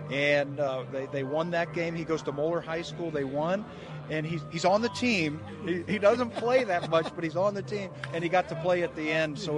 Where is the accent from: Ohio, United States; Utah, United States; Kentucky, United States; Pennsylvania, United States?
Ohio, United States; Cincinnati; You know, I'm from Cincinnati, so this was like home for me, and I love coming back here.